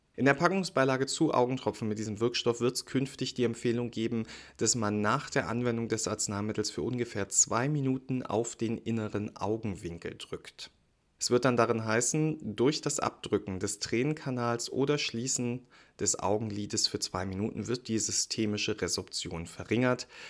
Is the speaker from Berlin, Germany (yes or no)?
yes; Berlin, Germany; als Berliner